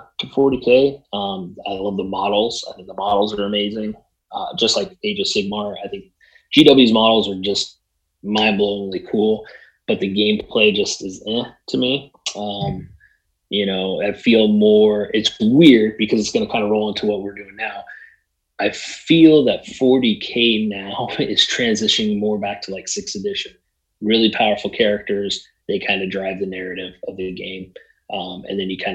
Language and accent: English; Southern California, United States; now in Arizona, United States; I grew up in Southern California, we now both live in Arizona